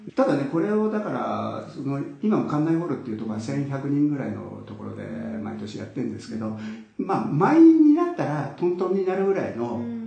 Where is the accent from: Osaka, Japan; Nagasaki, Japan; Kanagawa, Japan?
Kanagawa, Japan; Yokohama; 僕横浜なんですけど